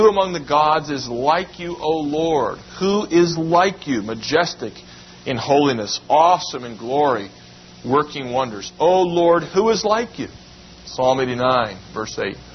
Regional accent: United States; we should be glad to be Americans. It's a wonderful land that we've had the privilege of being born

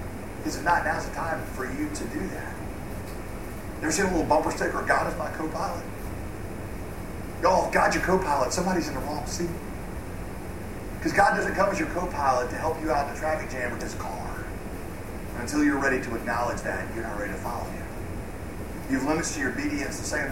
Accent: the South, United States; accent: Southern; I'm going to drop my southern accent because it's hard to talk like that.

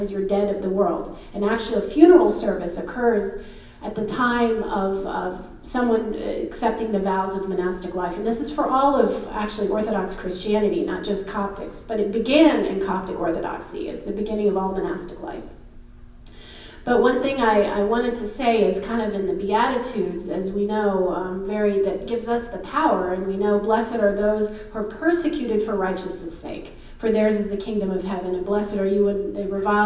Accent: United States; I'm born and raised in the U.S.

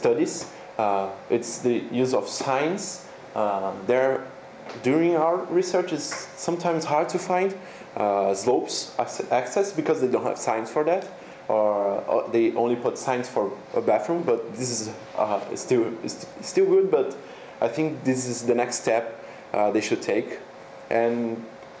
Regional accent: São Paulo, Brazil; moved away as an adult; also born or lived in Sapporo, Japan; now in Japan; I come from University of São Paulo

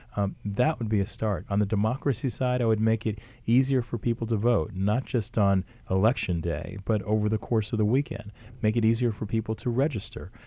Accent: Montclair, New Jersey, United States; I was born and raised in Montclair

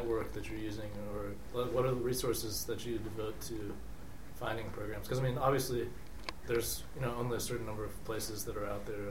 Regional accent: Raleigh, North Carolina, United States; I grew up in Raleigh, North Carolina

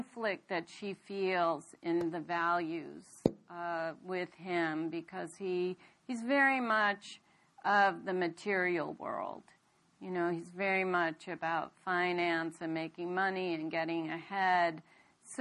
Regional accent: United States; also born or lived in India; I'm born in India, but I came here when I was a very young girl, 4 years old, and I grew up here

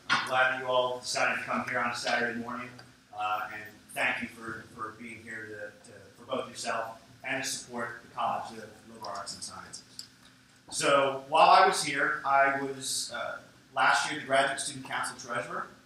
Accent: West Virginia, United States; now in Philadelphia, United States; So I'm from West Virginia, and I moved to the big city from West Virginia um, and lived in Manayunk.

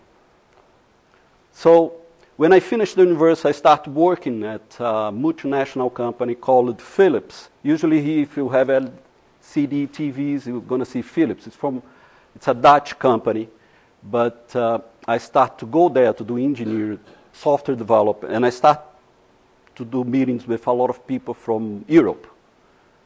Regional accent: Fortaleza, Ceará, Brazil; English is a second language; moved away as an adult; also born or lived in Research Triangle Park, North Carolina; now in North Carolina, United States; I was born in Fortaleza City. It's a city by the ocean, in a very warm place in Brazil

